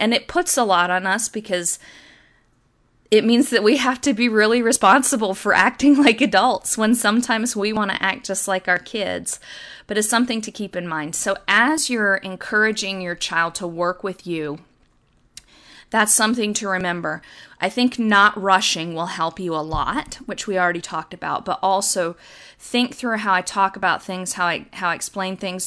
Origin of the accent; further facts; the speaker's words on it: the South, United States; When I was little growing up in the South